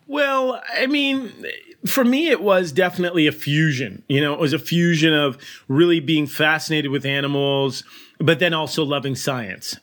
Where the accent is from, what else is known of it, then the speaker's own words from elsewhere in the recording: Burlington, Connecticut, United States; I grew up in Burlington, Connecticut